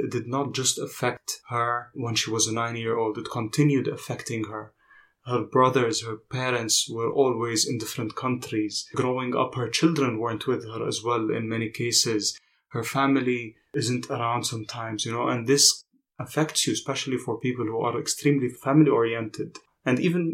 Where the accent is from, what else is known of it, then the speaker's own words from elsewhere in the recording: Jordan; growing up in Jordan